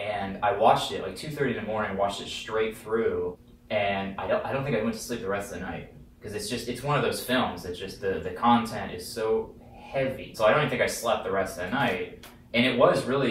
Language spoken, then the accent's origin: English; Topeka, Kansas, United States; I'm from Kansas City, originally Topeka, Kansas.